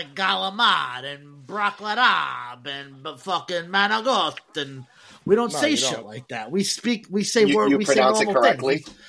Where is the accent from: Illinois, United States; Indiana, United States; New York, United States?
New York, United States; New York City; my mom is off the boat. You know, I'm first generation American. So growing up in Brooklyn